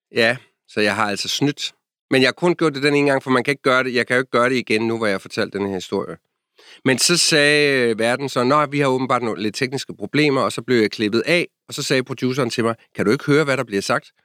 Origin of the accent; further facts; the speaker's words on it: Denmark; moved away as an adult; now in Washington, D.C., United States; jeg er fra Danmark